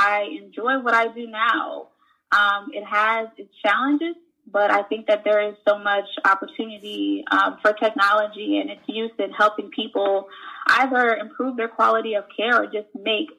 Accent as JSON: {"language": "English", "town": "St. Louis", "region": "Missouri", "country": "United States", "tie": "born or raised there", "also_born_or_lived": "Haiti", "moved": "as an adult", "lives_now": "Florida, United States", "said": "born in St. Louis, raised in St. Louis, Missouri."}